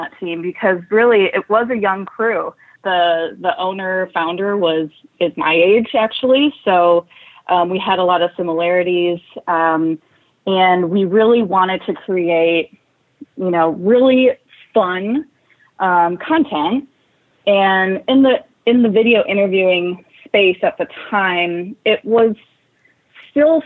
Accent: a small town in Wisconsin, United States; moved away as an adult; also born or lived in Chicago; coming from a small town in Wisconsin, I picked up and I moved to Chicago

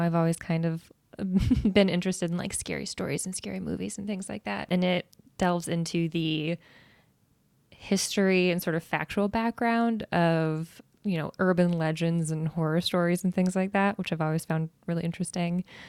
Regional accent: Iowa, United States; I've lived in Iowa my whole life

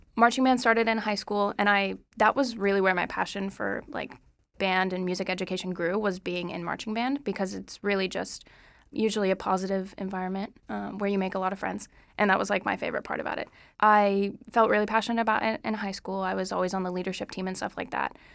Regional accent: Moore, Oklahoma, United States; I'm from Moore, Oklahoma

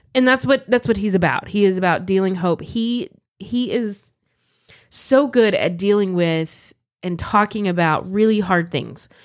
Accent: United States; as an American Christian

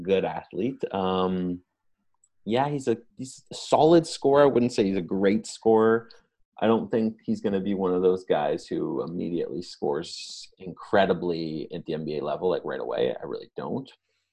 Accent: Toronto, Ontario, Canada; we're both from Toronto

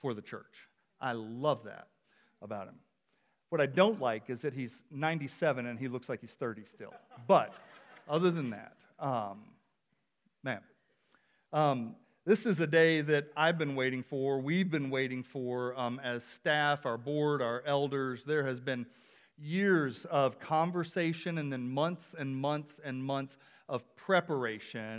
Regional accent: the South, United States; now in Palmer, United States; I'm originally from the South

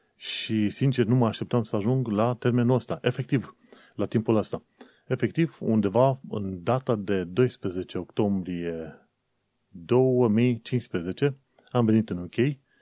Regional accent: Romania; moved away as an adult; now in London, United Kingdom; încă făceam muncă pentru firma din România

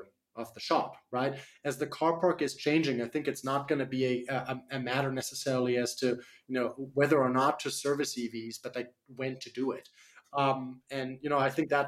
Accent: Germany; accent: slight accent; English is a second language; moved away as an adult; now in United States; I'm from Germany originally, the land of the cars. So that's how I was raised. I moved to the US about 10 years ago

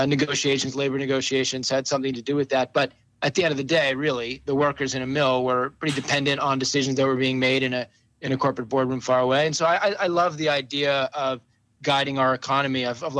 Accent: Pittsburgh, Pennsylvania, United States; now in Vermont, United States; I grew up in Pittsburgh, Pennsylvania, in the 70s and the 80s

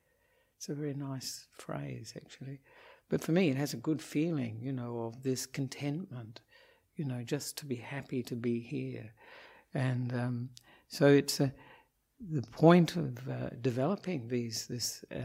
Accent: Australia; moved away as an adult; also born or lived in Victoria, Australia / Perth, Australia; now in Sri Lanka; I am an Australian Buddhist monk

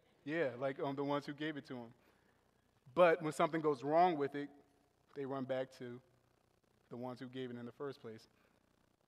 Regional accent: New Orleans, Louisiana, United States; now in Buffalo, United States; I was raised in New Orleans, Louisiana

